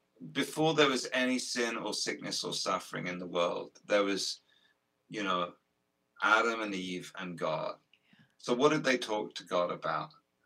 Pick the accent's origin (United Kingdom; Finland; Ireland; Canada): United Kingdom; Guildford, Isle of Wight, South East England; also born or lived in Portsmouth; We're on the South Coast. We combine, you know, Sammy and I live half our lives on a riverboat. On a riverboat. Yeah, I read that. Yeah, in Guildford, just outside London. And then the other half on this island called the Isle of Wight. And it's just off the south coast of England.